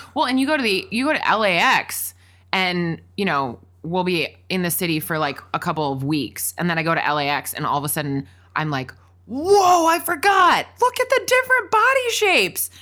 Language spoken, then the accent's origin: English; Wisconsin, United States; also born or lived in Washington, D.C.; now in Los Angeles, United States; we both spent a lot of years growing up in Wisconsin